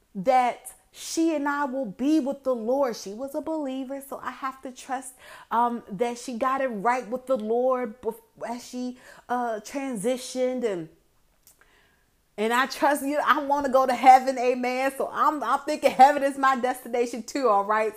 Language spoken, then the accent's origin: English; Hampton Roads, Virginia, United States; growing up in Hampton Roads all my life